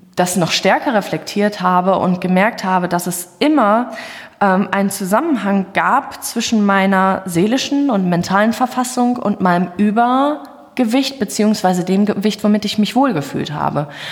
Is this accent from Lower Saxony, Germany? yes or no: no; Hagen, North Rhine-Westphalia, Germany; ich komme aus Hagen